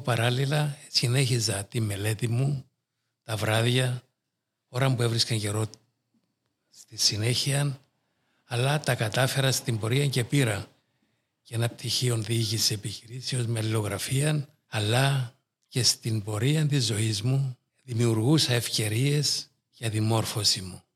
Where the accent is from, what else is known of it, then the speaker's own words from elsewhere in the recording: Nicosia District, Cyprus; ξεκινούσα από εκεί περπατητός και κατέληγα στο Παγκύπριο Γυμνάσιο απέναντι από την Αρχιεπισκοπή